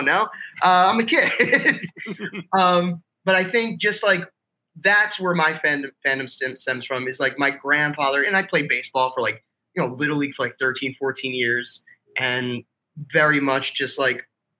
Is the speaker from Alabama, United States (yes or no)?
no; Toms River, New Jersey, United States; being from Toms River